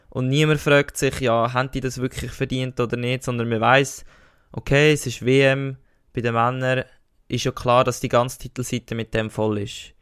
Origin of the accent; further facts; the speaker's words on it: Switzerland; als richtiger Schweizer Federer-Fan